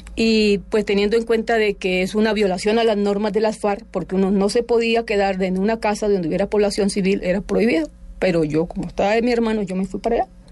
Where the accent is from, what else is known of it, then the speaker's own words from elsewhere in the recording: Palestina, Huila, Colombia; Yo soy de Palestina, yo nací en, en Palestina, Huila